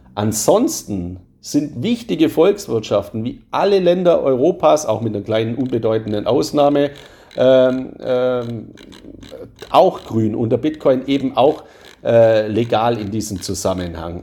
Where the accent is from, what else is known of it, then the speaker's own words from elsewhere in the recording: Swabia, Baden-Württemberg, Germany; accent: Swabian; Ich bin ja ein Schwabe, hört man ja auch in meiner Stimme